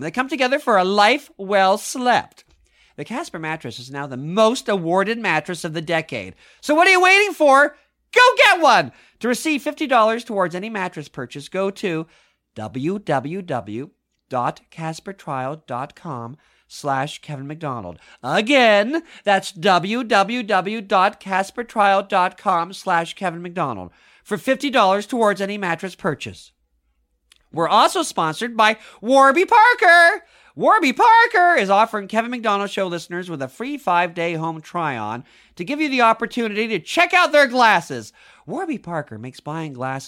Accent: Mississauga, Ontario, Canada; I grew up in Mississauga, the other end of Toronto.

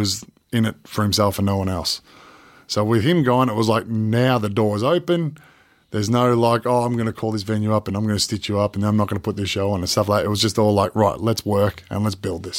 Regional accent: Australia; And it wasn't just, oh, yeah, we're from Australia.

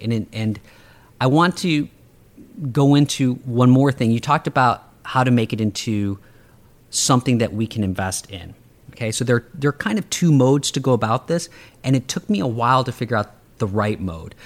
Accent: Chicago, Illinois, United States; I grew up on the South Side and the South Suburbs of Chicago

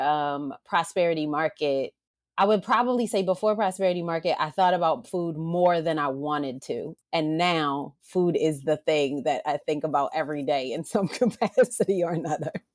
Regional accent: Baltimore, Maryland, United States; now in Los Angeles, United States; originally from Maryland as well, from Baltimore

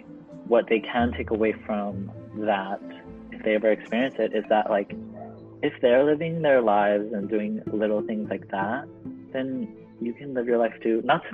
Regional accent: Philippines; as like a Filipino kid who's like given every party the chance to sing at a karaoke

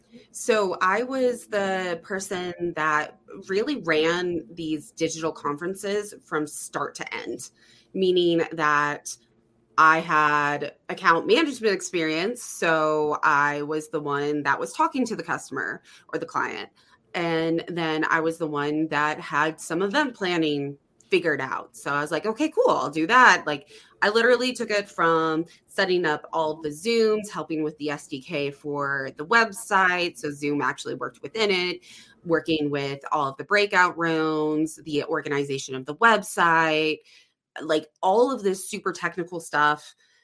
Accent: Phoenix, Arizona, United States; from Phoenix. So I went back to the warmness, went back to Phoenix

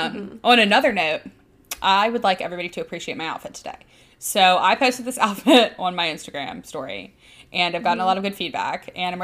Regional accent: Birmingham, Alabama, United States; I'm from Birmingham, Alabama.

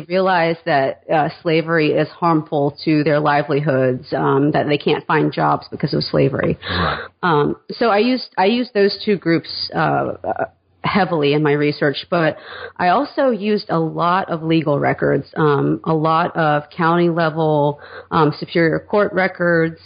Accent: Atlanta, Georgia, United States; also born or lived in Hattiesburg, Mississippi / South Carolina; I grew up mainly in the suburbs of Atlanta and in Atlanta itself

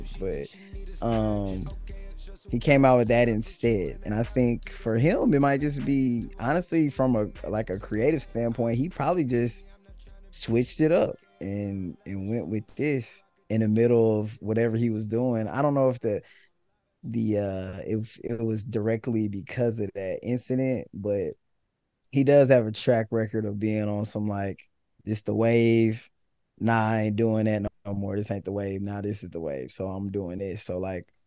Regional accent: the South, United States; I'm from the South

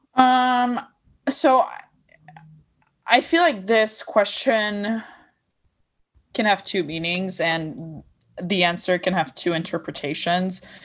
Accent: Lebanon; accent: Lebanese; English is a second language; moved away; I did grow up in Lebanon

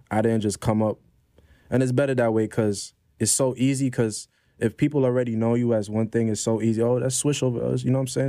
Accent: New York City, New York, United States; also born or lived in Ontario, Canada / Grenada (parents); I came straight to Brownsville

